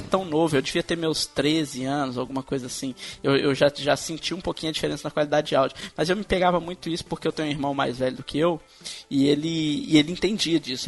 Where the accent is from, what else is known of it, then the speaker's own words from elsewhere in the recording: Minas Gerais, Brazil; eu, como sou de Minas